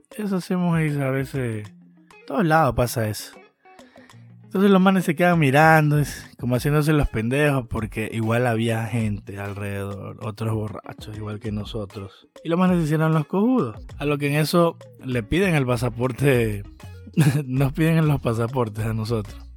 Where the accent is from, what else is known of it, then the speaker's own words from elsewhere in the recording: Ecuador; venimos de Ecuador